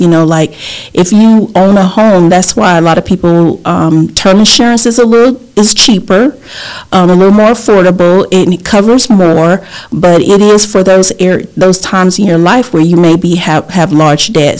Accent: Lake City, Florida, United States; accent: southern; also born or lived in Port-au-Prince, Haiti / New York City; I was raised in Lake City, Florida.

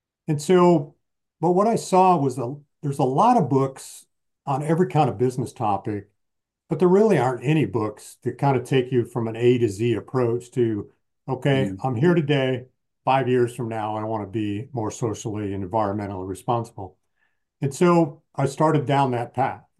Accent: Michigan, United States; grew up in the Midwest in Michigan

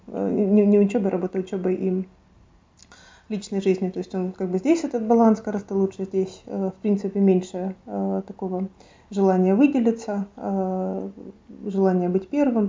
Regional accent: Kharkiv, Kharkiv Oblast, Ukraine; now in Stockholm, Sweden; я из Харькова

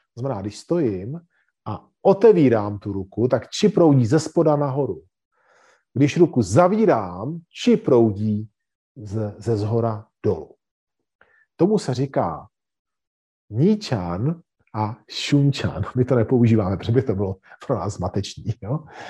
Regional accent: Czechia; cvičíme jako Češi

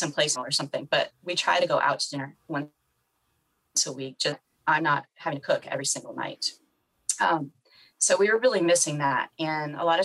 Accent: the North, United States; I'm from the North

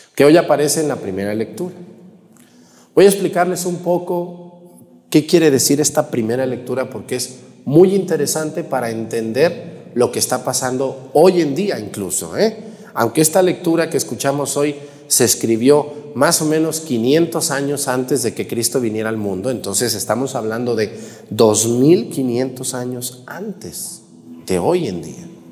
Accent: a town near Yahualica, Jalisco, Mexico; originario de un pueblito que se llama Huizquilco, allá en Yagualica, Jalisco, un pueblo muy pegadito a mi pueblo

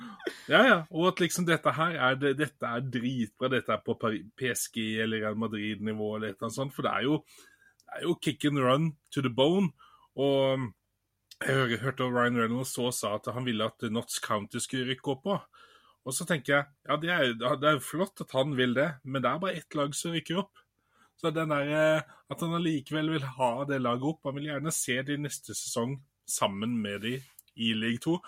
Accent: Bergen, Vestland, Norway; moved away; Jeg er jo opprinnelig bergenser

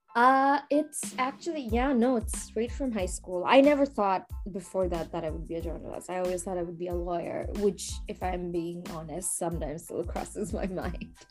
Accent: Bangladesh; now in New York, United States; when I was growing up in Bangladesh

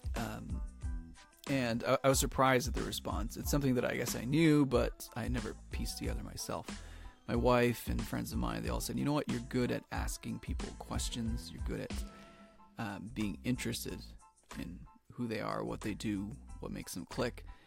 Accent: Toronto, Ontario, Canada; I'm from Toronto, Ontario, in Canada

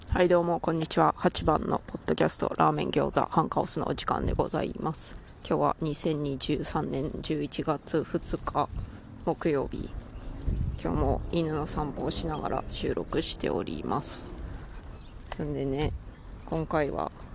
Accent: Takaoka, Toyama, Japan; moved away; 私の地元富山の高岡高岡市なんですけれど

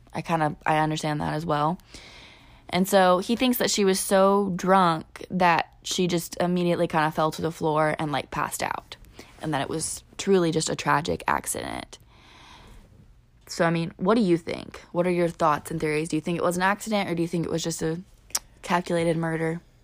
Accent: southern Illinois, United States; we are from Illinois, the more southern part

